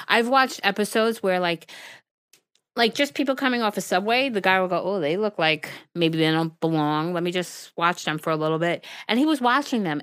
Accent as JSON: {"language": "English", "town": "Brentwood", "region": "New York", "country": "United States", "tie": "born or raised there", "said": "I grew up in Brentwood"}